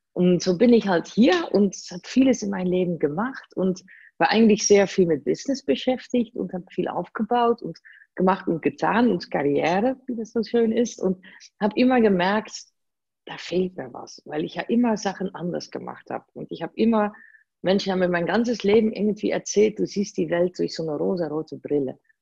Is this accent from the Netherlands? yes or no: yes; Netherlands; German is a second language; moved away as an adult; now in Germany; ich bin gebürtige Holländerin, man hört das kaum